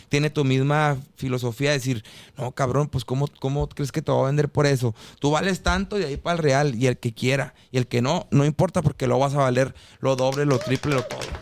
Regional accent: Mexicali, Baja California, Mexico; moved away as an adult; also born or lived in Guadalajara / Mazatlán; now in Colombia; yo soy de Mexicali y crecí con la música norteña.

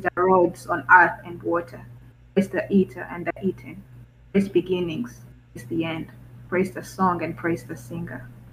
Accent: Rwanda; moved away; I'm um, an student from uh, Rwanda, East Africa

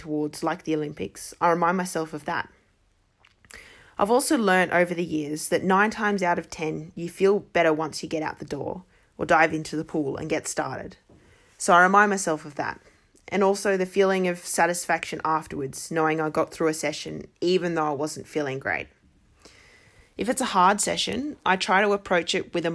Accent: Armidale, New South Wales, Australia; I grew up in Armidale, and it was a good 5 to 6 hour drive to the closest one on the Central Coast

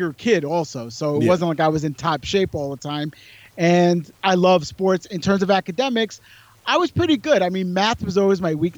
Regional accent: New York City, New York, United States; also born or lived in Warwick, New York / Hoboken, New Jersey / Brooklyn, New York; I was born in the Bronx in New York City, one of the boroughs of New York City, the Bronx. And I was there till about 12. Then I moved a little bit upstate, like to a suburb of New York City, about, let's say, 60 miles away. And it's called Warwick, New York.

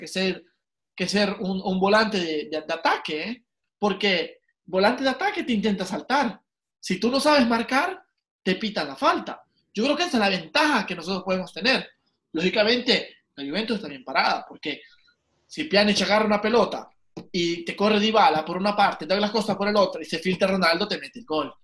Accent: El Salvador; yo nací en El Salvador, y soy salvadoreño.

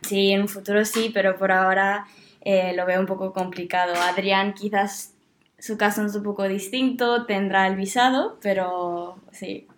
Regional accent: Brisbane, Queensland, Australia; also born or lived in Spain; soy de, de Brisbane de toda la vida.

